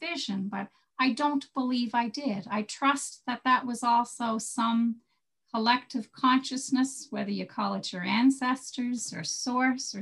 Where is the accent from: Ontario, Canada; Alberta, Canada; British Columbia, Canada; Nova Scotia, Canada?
Nova Scotia, Canada; Cape Breton; now in Prince Edward Island, Canada; I'm from Cape Breton, Bernie, so I might live in PEI now, but I'm from Cape Breton